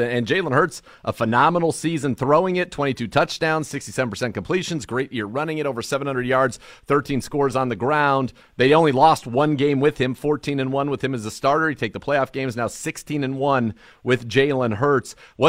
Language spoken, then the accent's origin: English; California, United States; And I grew up in the Bay Area. I'm a Niners guy.